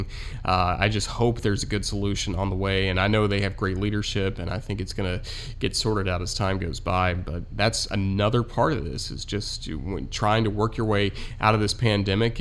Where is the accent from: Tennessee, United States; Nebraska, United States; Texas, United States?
Tennessee, United States; Kingsport; my hometown team, the Kingsport Mets